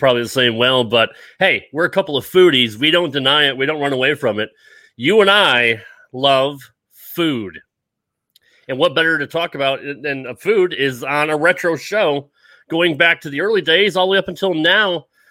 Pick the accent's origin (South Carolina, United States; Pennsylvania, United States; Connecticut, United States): Connecticut, United States; moved away; I grew up in Connecticut in the Northeast